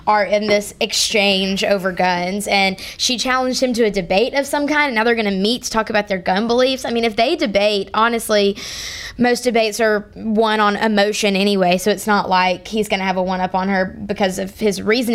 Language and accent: English; the South, United States; I grew up in the South